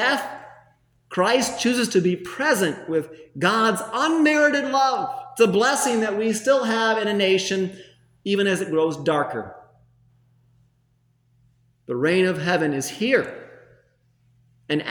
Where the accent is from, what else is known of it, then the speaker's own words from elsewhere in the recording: United States; as an American